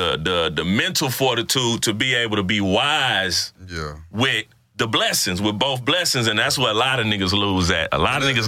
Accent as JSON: {"language": "English", "town": "Richmond", "region": "Texas", "country": "United States", "said": "I'm from Richmond."}